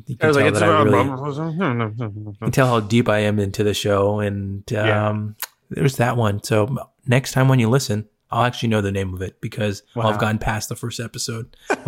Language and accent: English; Philippines; Just because I'm Filipino doesn't mean I want to watch it.